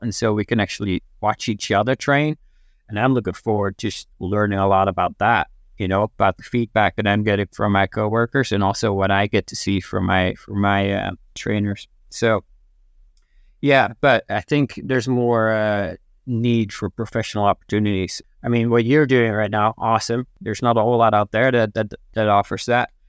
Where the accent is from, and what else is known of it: Netherlands; moved away as an adult